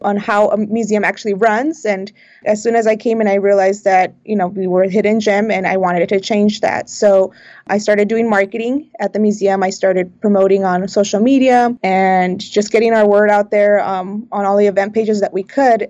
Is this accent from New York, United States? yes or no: no; South Bay, California, United States; I was born and raised in the South Bay.